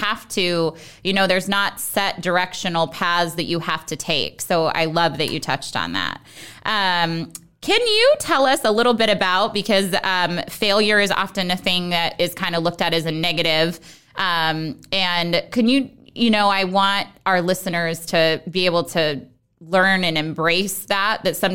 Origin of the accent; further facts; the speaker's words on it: Ogallala, Nebraska, United States; I'm from Ogallala, Nebraska